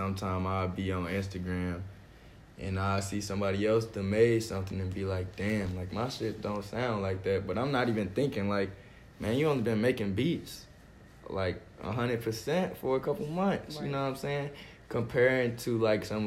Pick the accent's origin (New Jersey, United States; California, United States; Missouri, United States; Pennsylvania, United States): Missouri, United States; St. Louis; moved away